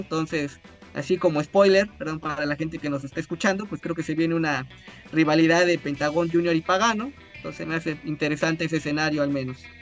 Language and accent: Spanish; Orizaba, Veracruz, Mexico; Soy originario de Orizaba